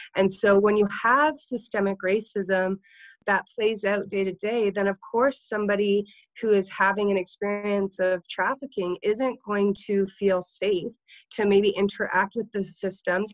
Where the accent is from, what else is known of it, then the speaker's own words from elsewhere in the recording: Niagara region, Ontario, Canada; I worked for the uh, Niagara Sexual Assault Center because I'm from the Niagara region.